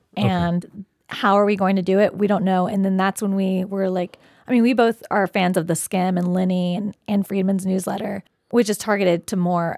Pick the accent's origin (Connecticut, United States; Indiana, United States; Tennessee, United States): Tennessee, United States; Nashville; now in New York, United States; I'm from Nashville.